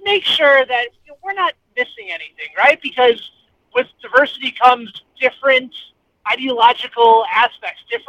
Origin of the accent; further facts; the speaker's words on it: Chicago, Illinois, United States; now in Kansas City, United States; I'm from Chicago, and I went to games as a kid at Wrigley Field